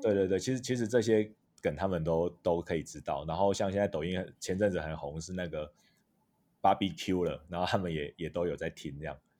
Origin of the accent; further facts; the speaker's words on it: Taitung, Taitung County, Taiwan; 那我是台东人，那社工系毕业